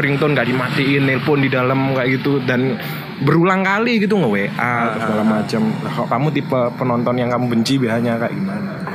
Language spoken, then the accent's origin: Indonesian; Surabaya, East Java, Indonesia; aku juga apa ya orang Surabaya asli